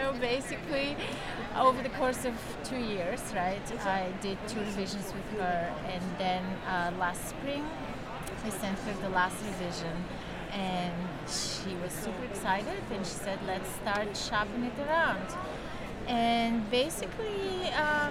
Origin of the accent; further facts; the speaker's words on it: Bulgaria; moved away as an adult; now in New York, United States; I'm originally from Bulgaria. I grew up there during communism, but I've been living in New York for the past, 24 years